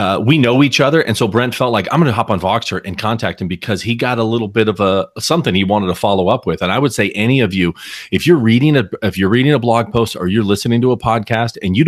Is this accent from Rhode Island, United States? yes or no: no; Southern California, United States; I grew up in Southern California. I was about an average of a suburban kid as you can be